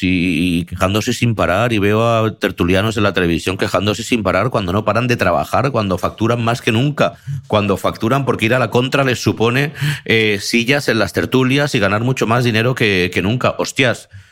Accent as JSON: {"language": "Spanish", "country": "Spain", "said": "soy de España"}